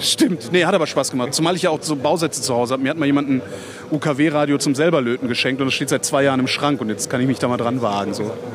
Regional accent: Cologne, North Rhine-Westphalia, Germany; moved away; in meine Heimat nach, nach, nach Köln

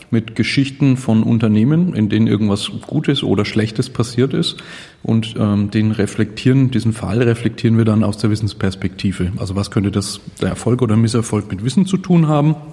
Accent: Nuremberg, Bavaria, Germany; Äh, ich komme aus Nürnberg, im schönen Frankenland.

